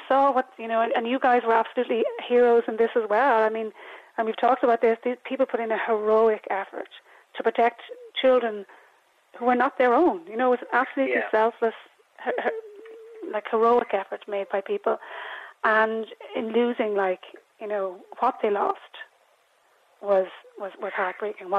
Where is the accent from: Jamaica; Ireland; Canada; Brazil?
Ireland; I'm a very patriotic Irish person, woman